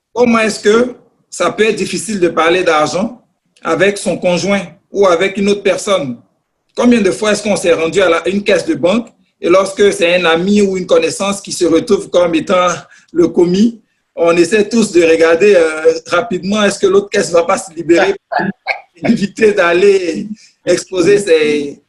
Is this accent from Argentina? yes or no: no; Côte d’Ivoire; moved away as an adult; now in Canada; je suis au Canada depuis pratiquement dix ans. Euh, j'ai reçu une formation dans mon pays d'origine, la Côte d'Ivoire